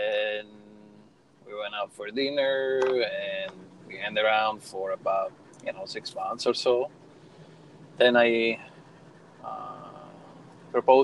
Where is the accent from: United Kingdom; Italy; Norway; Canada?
Italy; Rome, Lazio; moved away as an adult; also born or lived in Minnesota; now in Florida, United States; Well, I'm from Rome, Italy.